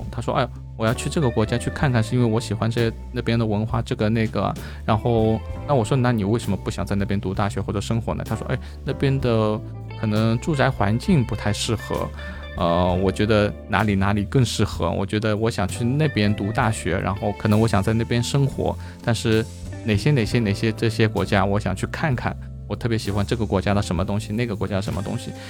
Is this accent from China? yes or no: yes; Shanghai, China; now in Chiang Mai, Thailand; 我上海人